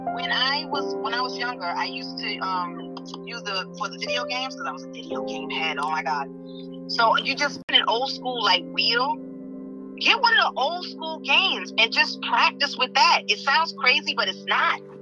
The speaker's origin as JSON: {"language": "English", "town": "New York City", "region": "New York", "country": "United States", "tie": "born or raised there", "also_born_or_lived": "Los Angeles, California", "said": "I was born in New York"}